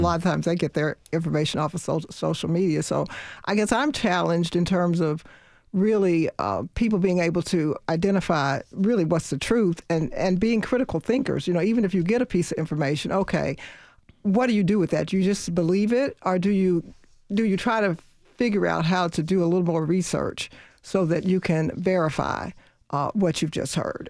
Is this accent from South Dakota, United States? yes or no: no; Louisville, Kentucky, United States; I grew up in Louisville, Kentucky.